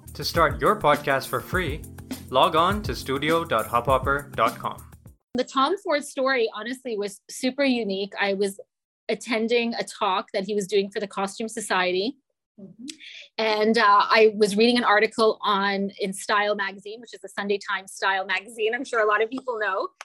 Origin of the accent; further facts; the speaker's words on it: London, Ontario, Canada; i grew up in london ontario